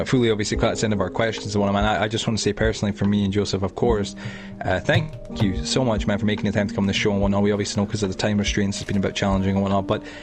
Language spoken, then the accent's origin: English; Edinburgh, Scotland, United Kingdom; I'm from Edinburgh, Leith, to be specific. I grew up in Leith.